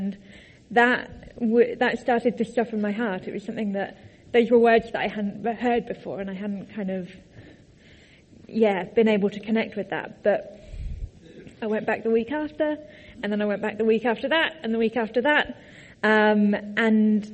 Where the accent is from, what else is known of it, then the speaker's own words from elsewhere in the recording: Tadley, South East England, United Kingdom; moved away as an adult; also born or lived in Cambridge; I grew up in Tadley.